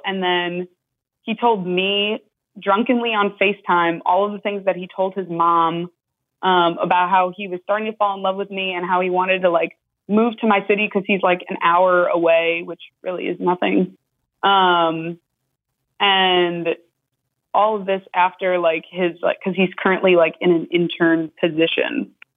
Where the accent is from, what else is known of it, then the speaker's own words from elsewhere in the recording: New York, United States; now in Florida, United States; I'm from New York, but we both live in Florida